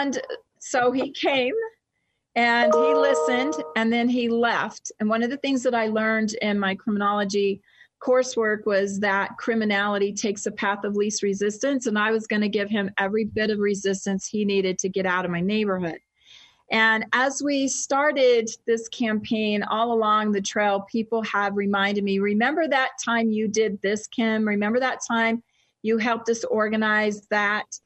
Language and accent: English; United States; moved away as an adult; also born or lived in Texas / Louisiana / Boston; now in Utah, United States; I spent most of my childhood between Texas and Louisiana